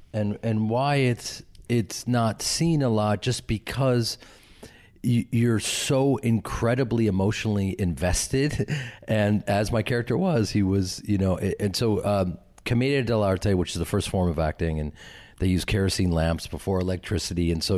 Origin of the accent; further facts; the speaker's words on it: Midwest, United States; I'm from the Midwest. I'm from this acting family and an acting community where we support each other and love each other and we're there for each other.